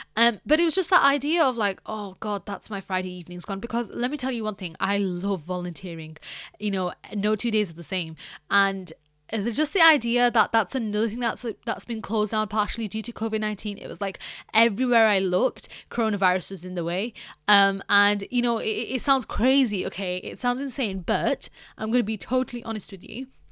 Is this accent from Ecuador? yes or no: no; United Kingdom; a British person